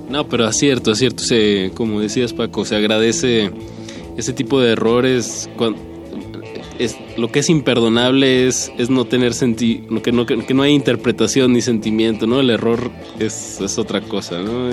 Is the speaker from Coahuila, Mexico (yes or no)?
yes; Torreón, Coahuila, Mexico; yo soy de Torreón